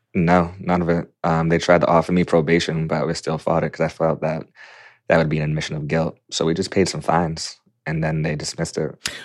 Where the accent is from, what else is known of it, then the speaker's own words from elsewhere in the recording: Quincy, Massachusetts, United States; I was a seventeen-year-old senior at Quincy High. in Quincy, Massachusetts, my hometown